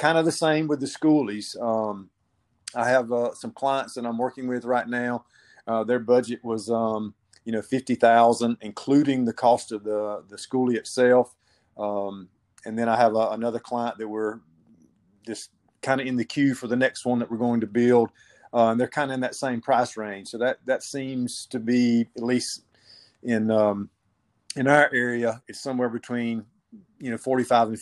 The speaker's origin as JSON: {"language": "English", "region": "South Georgia", "country": "United States", "tie": "born or raised there", "said": "I located one in my hometown, owned by a local church."}